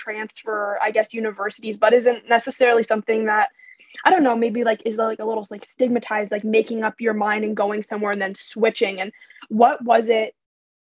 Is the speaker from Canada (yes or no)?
yes; London, Ontario, Canada; We're true Londoners.